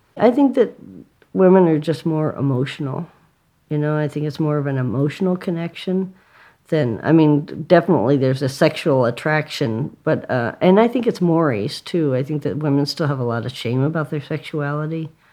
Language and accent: English; San Diego, California, United States; I grew up in San Diego